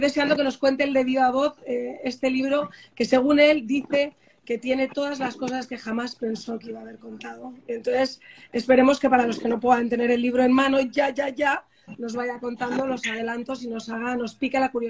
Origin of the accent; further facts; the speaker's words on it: United States; como soy americana, le dije a mi madre, fíjate mamá, que no vuelvo, voy a ver si me quedo en Boston